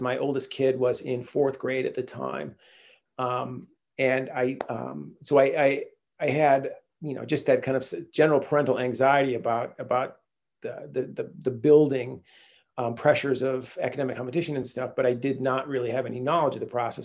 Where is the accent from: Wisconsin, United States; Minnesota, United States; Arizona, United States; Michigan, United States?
Michigan, United States; Chelsea; moved away as an adult; also born or lived in Detroit / Durham, North Carolina / Washington, D.C.; now in California, United States; I grew up in Detroit in a small town outside of Ann Arbor called Chelsea